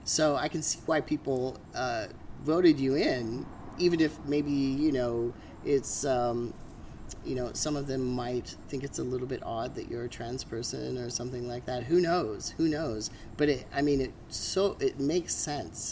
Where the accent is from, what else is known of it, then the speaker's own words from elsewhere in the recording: Alaska, United States; I'm from Alaska